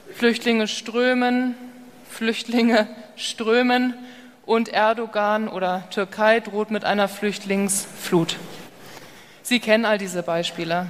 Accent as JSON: {"language": "German", "region": "Hamburg", "country": "Germany", "tie": "born or raised there", "moved": "as an adult", "lives_now": "California, United States", "said": "Ich bin ja gebürtige Hamburgerin, lebe aber seit zehn Jahren drüben in Kalifornien"}